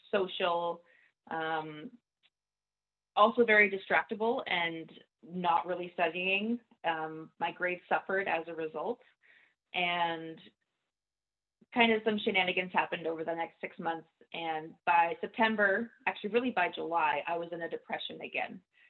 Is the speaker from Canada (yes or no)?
yes; Nova Scotia, Canada; moved away as an adult; now in Vancouver, Canada; I grew up in Nova Scotia